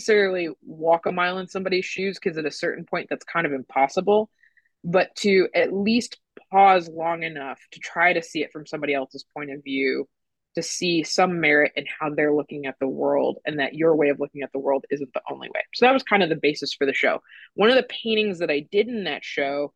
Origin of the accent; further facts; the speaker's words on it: St. Louis, Missouri, United States; I'm from St. Louis. So like when Ferguson happened, I was actually away at college when it happened, but the fact that it, something like that happened in my hometown